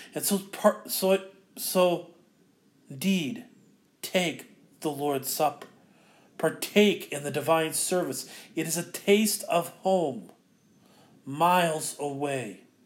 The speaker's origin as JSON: {"language": "English", "town": "Ankeny", "region": "Iowa", "country": "United States", "also_born_or_lived": "Mequon, Wisconsin", "moved": "as an adult", "said": "I'm from Ankeny"}